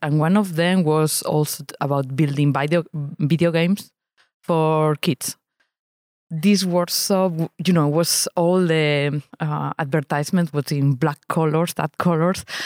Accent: Spain; now in Lausanne, Switzerland; I live in Lausanne, Switzerland, but I grew up in Spain

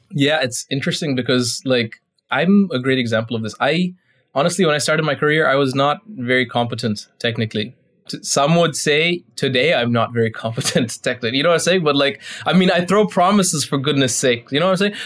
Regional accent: India; I'm Indian

